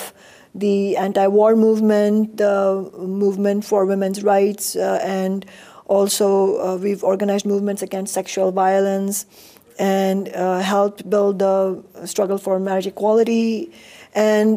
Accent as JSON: {"language": "English", "country": "India", "tie": "born or raised there", "moved": "yes", "lives_now": "United States", "said": "I was born and raised in India"}